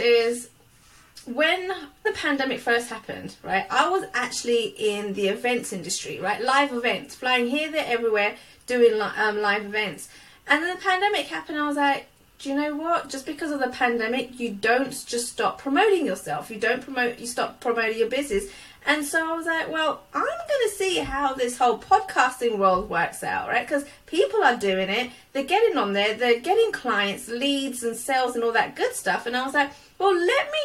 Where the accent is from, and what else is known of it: United Kingdom; born or raised there; accent: British